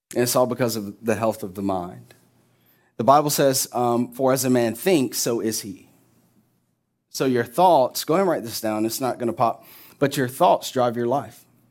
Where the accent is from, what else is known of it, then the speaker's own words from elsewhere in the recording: Orlando, Florida, United States; we're from Orlando